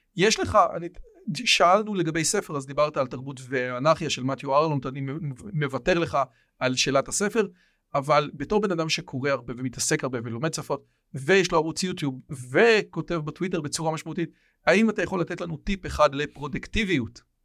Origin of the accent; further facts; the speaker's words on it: Israel; אני פה נולדתי